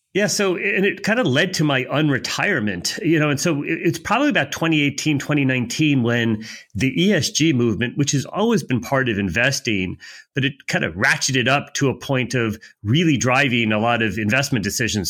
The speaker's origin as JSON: {"language": "English", "country": "United States", "said": "I'm an American"}